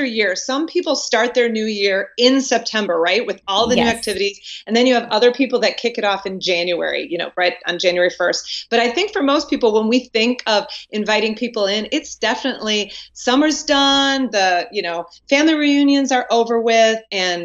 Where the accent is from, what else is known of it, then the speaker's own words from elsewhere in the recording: Wisconsin, United States; now in North Carolina, United States; Born and raised in Wisconsin